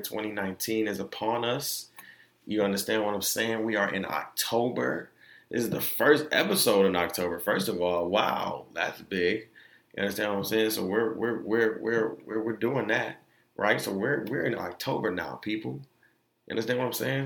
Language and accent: English; Orlando, Florida, United States; Being that I am from Orlando, like that's all they played when I was on Mercy Drive.